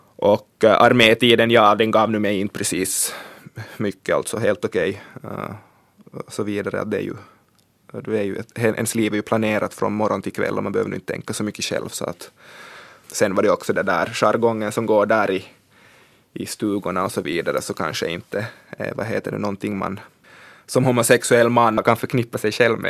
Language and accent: Swedish; Swedish-speaking Ostrobothnia, Finland; jag är från svenska Österbotten